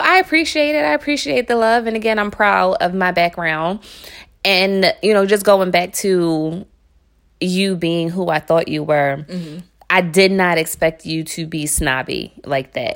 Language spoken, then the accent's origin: English; Philadelphia, Pennsylvania, United States; I grew up in North Philly, and it ain't the North Philly you can Google right now